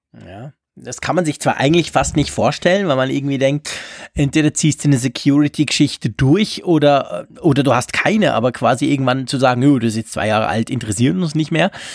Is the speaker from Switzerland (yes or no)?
yes; Switzerland; als Schweizer